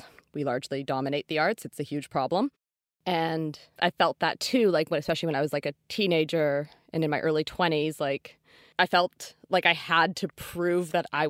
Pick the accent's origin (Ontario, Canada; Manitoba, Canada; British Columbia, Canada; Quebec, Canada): British Columbia, Canada; North Vancouver; Oh, I always knew. Like, I grew up in North Van, and I was at a public elementary school in a very like gentrifying neighborhood.